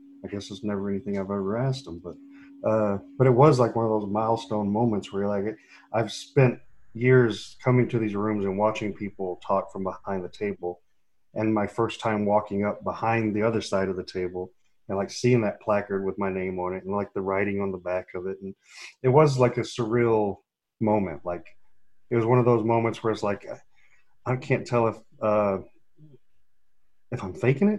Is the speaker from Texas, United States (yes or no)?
yes; Texas, United States; now in California, United States; I'm from Texas, so in living out in California